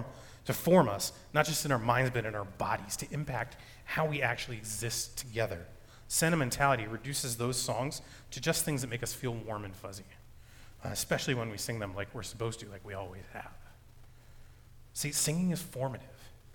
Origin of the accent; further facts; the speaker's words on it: United States; I'm an American man who grew up in a Christian household